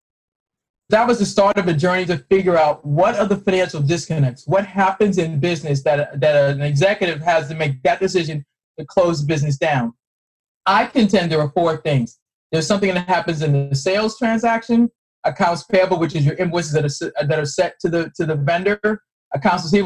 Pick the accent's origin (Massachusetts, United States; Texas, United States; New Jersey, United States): Massachusetts, United States; Boston; moved away; I'm originally from Boston